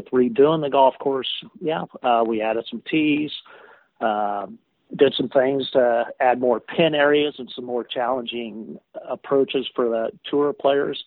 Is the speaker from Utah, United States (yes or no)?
no; Wichita, Kansas, United States; I'm from Wichita, Kansas.